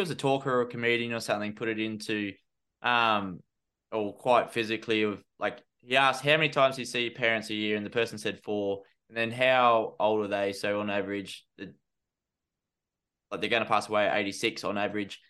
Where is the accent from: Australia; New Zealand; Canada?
Australia; also born or lived in London; as an Aussie